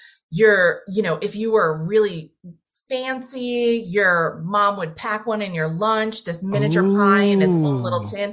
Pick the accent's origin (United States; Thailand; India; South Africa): United States; Fitchburg, Massachusetts; I worked at this place called Mary Ann's Donuts, which was a staple in my hometown of Fitchburg, Massachusetts